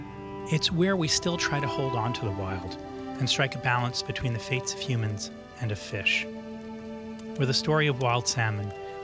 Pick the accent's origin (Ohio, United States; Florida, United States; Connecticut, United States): Connecticut, United States; my home state of Connecticut.